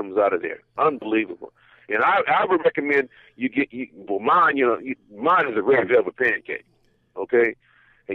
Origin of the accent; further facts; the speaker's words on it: San Fernando, California, United States; it's a place I grew up in the city of San Fernando, Pacoima